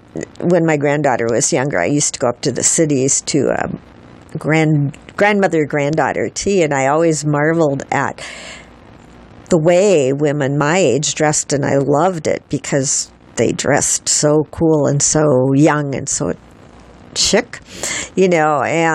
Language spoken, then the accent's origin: English; Minnesota, United States; accent: Minnesota; I'm from Minnesota.